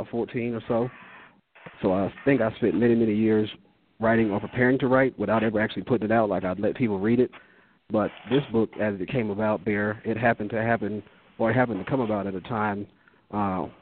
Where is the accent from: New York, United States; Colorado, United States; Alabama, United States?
Colorado, United States; Aurora; I'm from Aurora, Colorado, graduated from Overland High School